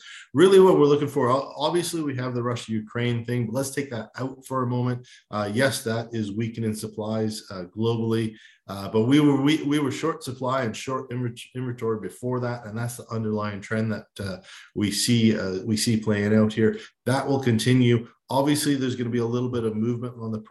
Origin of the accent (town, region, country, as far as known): Canada